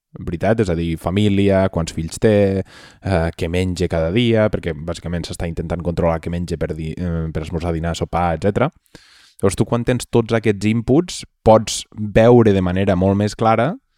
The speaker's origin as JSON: {"language": "Catalan", "region": "Catalonia", "country": "Spain", "said": "els catalanets som, som gent que no som massa valents"}